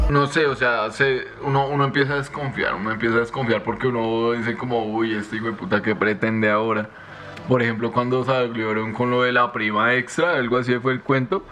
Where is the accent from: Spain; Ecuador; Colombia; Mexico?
Colombia; yo me siento muy colombiano